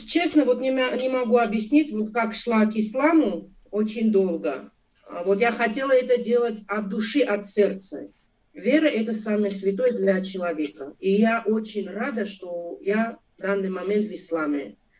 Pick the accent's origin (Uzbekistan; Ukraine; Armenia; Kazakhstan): Armenia; Abovyan, Kotayk; moved away; also born or lived in Russia; Я родилась в Армении, город Абовян, Кутайская область